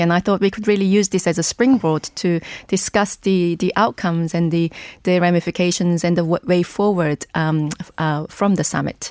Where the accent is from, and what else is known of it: South Korea; also born or lived in England